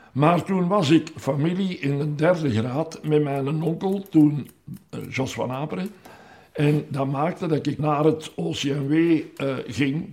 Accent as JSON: {"language": "Dutch", "town": "Meer", "region": "Flanders", "country": "Belgium", "said": "met mijn 16 jaar en half ben ik al in de eerste ploeg in de goal gekomen bij ons in Meer"}